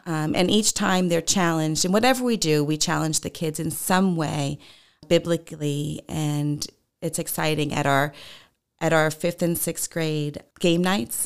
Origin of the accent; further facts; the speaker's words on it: Long Island, New York, United States; moved away as an adult; I grew up in New York on Long Island